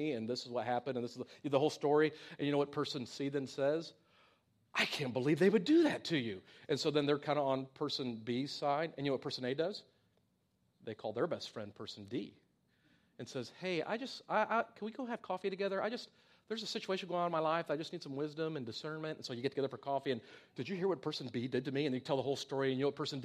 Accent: United States; being an American and growing up in the society and culture

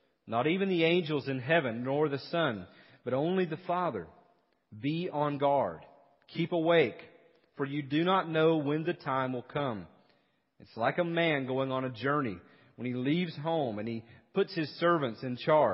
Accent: East Tennessee, United States; now in South Carolina, United States; growing up in East Tennessee

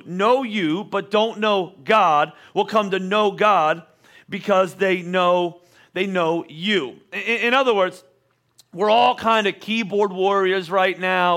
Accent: Boyertown, Pennsylvania, United States; also born or lived in Oklahoma; Not very often did I say Boyertown, Pennsylvania

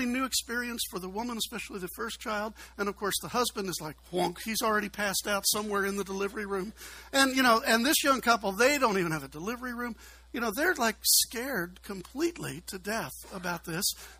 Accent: Chicago, Illinois, United States; now in Kentucky, United States; I'm a city guy. I'm from Chicago

